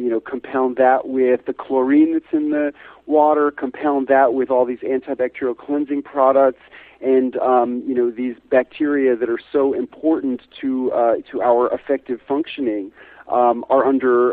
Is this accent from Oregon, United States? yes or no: no; New York City, New York, United States; moved away as an adult; also born or lived in rural Tennessee; now in Tennessee, United States; as a kid growing up in New York City